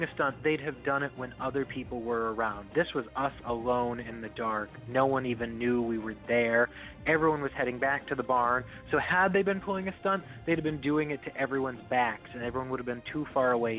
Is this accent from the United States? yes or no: yes; Northeast, United States; We're both from the Northeast.